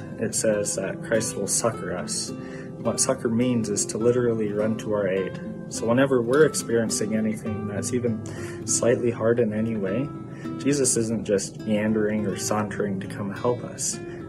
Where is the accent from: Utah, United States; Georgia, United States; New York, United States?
Utah, United States; Kaysville; from Kaysville.